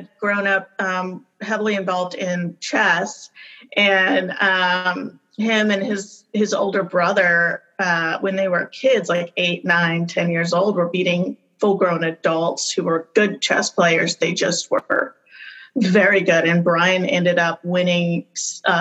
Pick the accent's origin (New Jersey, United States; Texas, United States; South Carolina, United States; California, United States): California, United States; also born or lived in Bishop, California / Mammoth Lakes, California / Tehachapi, California; I was raised in California, kind of high desert, born in Bishop and lived in Mammoth, kind of, you know, ski area. And then my family moved to little town Tehachapi.